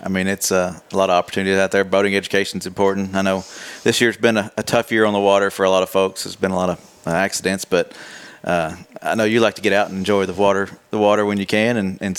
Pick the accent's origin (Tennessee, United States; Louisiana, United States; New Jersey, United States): Tennessee, United States; I love growing up in Tennessee